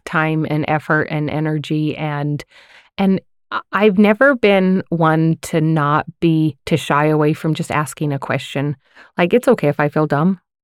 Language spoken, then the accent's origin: English; Layton, Utah, United States; now in Farmington, United States; I grew up in Layton